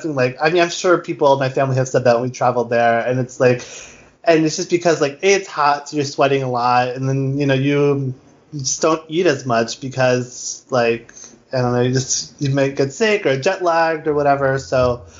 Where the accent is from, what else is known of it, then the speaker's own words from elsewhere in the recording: United States; You know, I was born here in America.